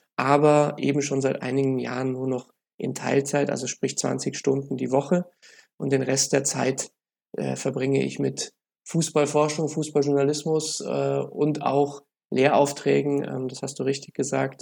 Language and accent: German; Munich, Bavaria, Germany; ich bin ja Münchner